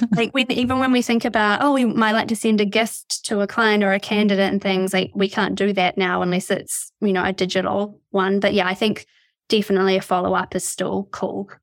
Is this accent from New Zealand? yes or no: yes; New Zealand; now in United Kingdom; I'm from New Zealand. I live in, uh, the U K